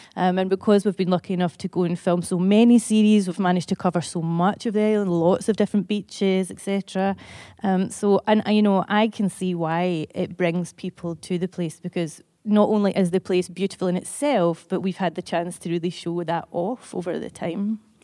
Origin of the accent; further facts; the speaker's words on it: Motherwell, Scotland, United Kingdom; I'm from Motherwell